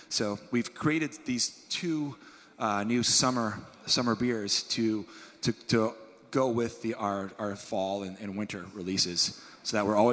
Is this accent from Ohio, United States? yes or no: no; Maine, United States; I'm from Maine